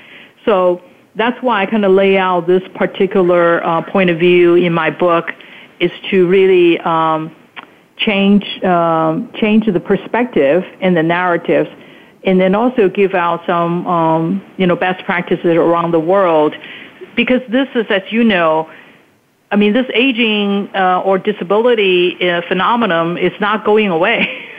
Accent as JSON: {"language": "English", "country": "Taiwan", "tie": "born or raised there", "also_born_or_lived": "Hong Kong", "said": "when I was growing up in Taiwan and Hong Kong, you know, as a little girl"}